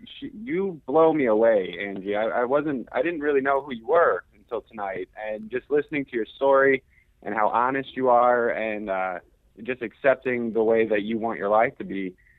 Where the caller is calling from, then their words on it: Quincy, United States; Hey, Josh. It's … from Quincy.